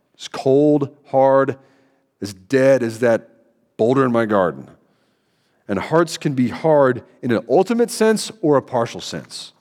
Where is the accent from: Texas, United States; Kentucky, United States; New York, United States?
Kentucky, United States; Central; moved away; I'm from Kentucky, Central Kentucky